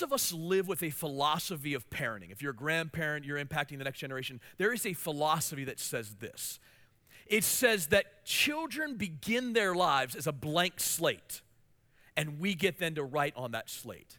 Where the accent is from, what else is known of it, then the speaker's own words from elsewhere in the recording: Hagerstown, Maryland, United States; moved away as an adult; also born or lived in Washington, D.C. area; now in Mansfield, United States; the church I pastored in my hometown in Hagerstown, Maryland